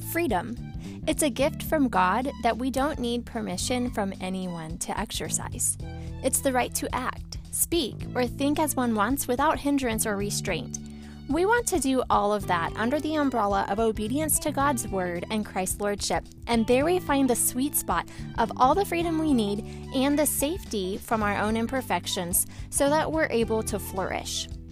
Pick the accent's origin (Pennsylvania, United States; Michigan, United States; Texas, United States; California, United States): Texas, United States; now in Midwest, United States; I grew up in Texas where we had like one or two months of winter